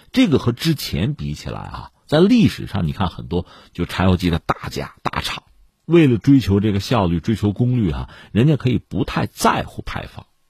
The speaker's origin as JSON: {"language": "Chinese", "country": "China", "said": "让我们中国人感到非常高兴"}